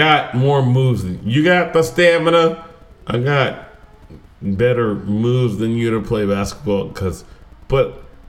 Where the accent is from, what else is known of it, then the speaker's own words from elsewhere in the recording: Texas, United States; I am also from Texas.